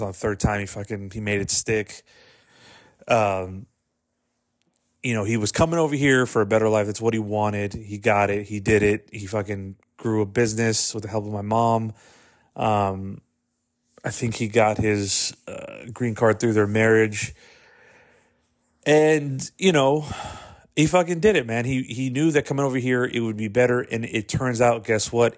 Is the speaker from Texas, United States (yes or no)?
yes; Texas, United States; I was born in Texas